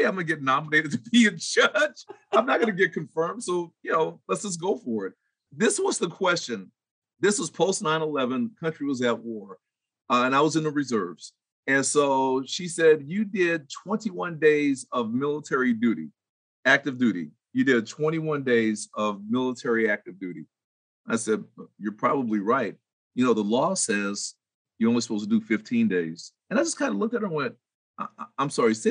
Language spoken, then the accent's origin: English; Vallejo, California, United States; moved away as an adult; my mother and father, and everybody else in my hometown